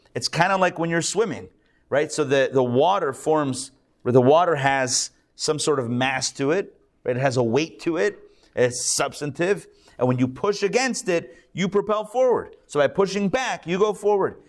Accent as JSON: {"language": "English", "town": "Pittsburgh", "region": "Pennsylvania", "country": "United States", "tie": "born or raised there", "moved": "yes", "lives_now": "Atlanta, United States", "said": "I grew up in Pittsburgh."}